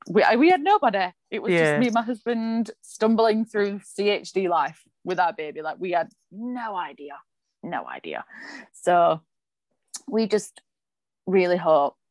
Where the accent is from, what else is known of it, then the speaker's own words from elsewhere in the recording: England, United Kingdom; moved away; when you and I lived in England